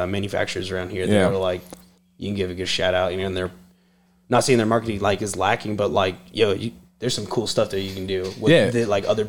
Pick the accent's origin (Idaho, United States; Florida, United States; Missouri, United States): Idaho, United States; I'm from Idaho